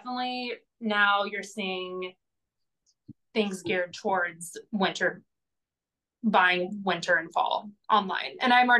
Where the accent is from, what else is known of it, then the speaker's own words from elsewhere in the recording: Indiana, United States; also born or lived in Portland; now in Los Angeles, United States; I'm from Indiana